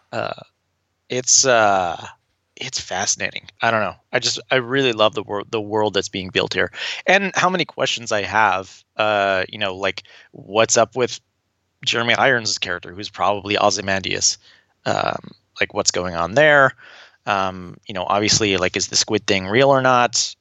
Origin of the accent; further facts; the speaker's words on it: Tulsa, Oklahoma, United States; I was born and raised in Tulsa, Oklahoma